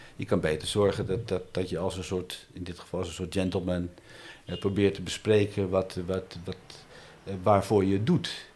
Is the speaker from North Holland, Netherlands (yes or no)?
yes; Amsterdam, North Holland, Netherlands; het buurtje waar ik geboren ben, hier om de hoek in Amsterdam-Oost